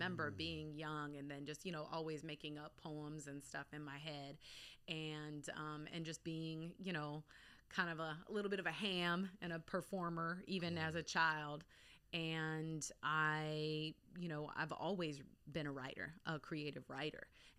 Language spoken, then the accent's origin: English; Anchorage, Alaska, United States; also born or lived in Bay Area, California; So, I'm all over. Okay. So, I'm born in Anchorage, Alaska. Okay. I spent about 7 years of my formative years in the Bay Area in California. I went back to Alaska for high school